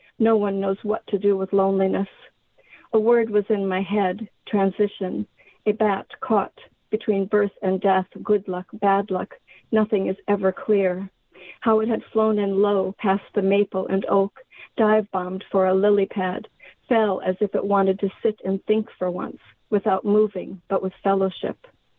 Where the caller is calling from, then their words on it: The Dalles, Oregon, United States; I'm calling from the Dalles, Oregon. It's about an hour and a half east of Portland.